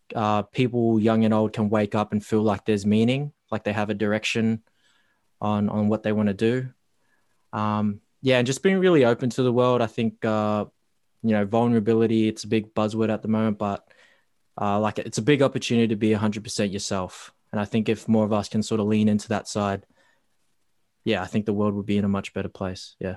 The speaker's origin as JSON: {"language": "English", "town": "Darwin", "region": "Northern Territory", "country": "Australia", "tie": "born or raised there", "moved": "as an adult", "lives_now": "Melbourne, Australia", "said": "the childhood days growing up in Darwin"}